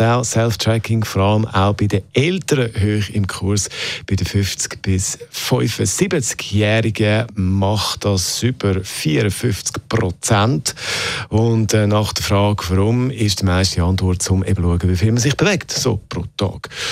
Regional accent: Switzerland; bei uns in der Schweiz

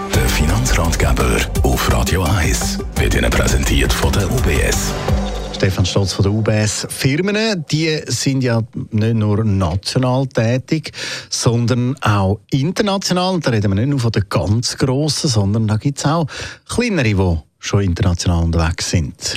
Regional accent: Switzerland; wir hier bei uns in der Schweiz

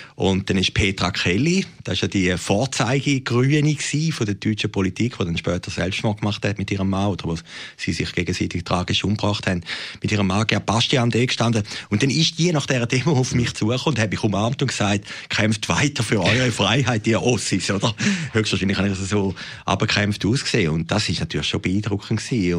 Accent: Switzerland; als Schweizer

